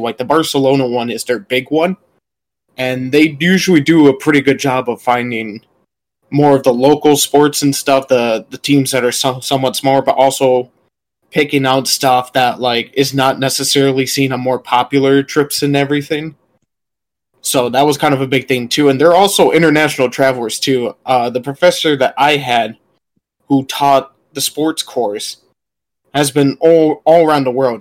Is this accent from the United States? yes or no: yes; United States; people knew I was American right away.